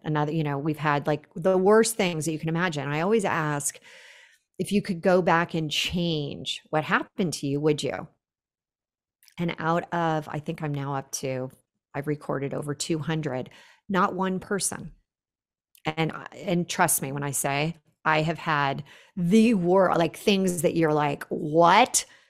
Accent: Silicon Valley, California, United States; I grew up in the Silicon Valley. It was a definitely a man's world.

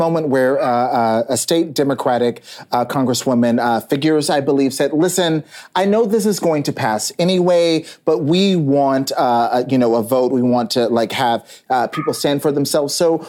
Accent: North Texas, United States; also born or lived in Tennessee; I grew up, my family's from Tennessee. I grew up in North Texas.

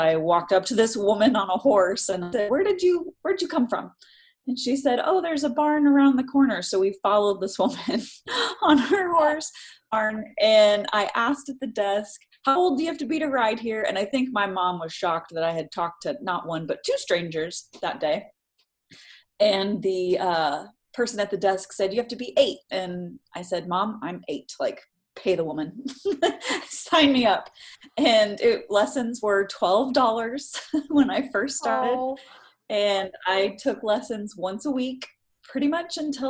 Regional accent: San Francisco, California, United States; So I was born and raised in San Francisco.

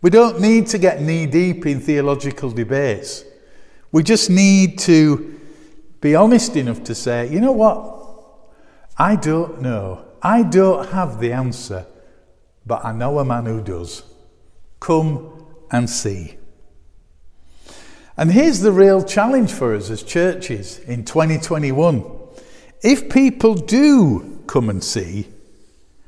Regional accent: Bradford, Yorkshire and the Humber, United Kingdom; I'm from Bradford

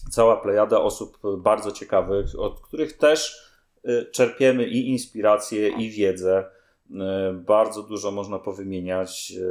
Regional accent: Greater Poland, Poland; ja jestem z Wielkopolski i Dolnego Śląska się cały czas uczę

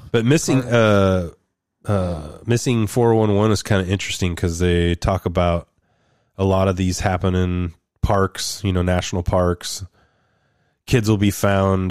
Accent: Roseburg, Oregon, United States; my hometown of Roseburg at the community college up in Oregon

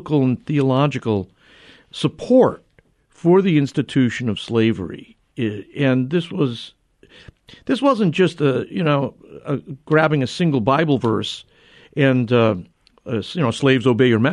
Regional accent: New Haven, Connecticut, United States; my hometown of New Haven, Connecticut

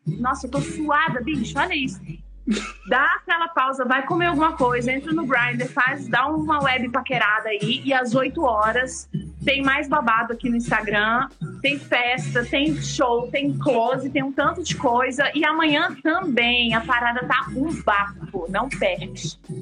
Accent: Blumenau, Santa Catarina, Brazil; now in Belo Horizonte, Brazil; eu sou de Blumenau

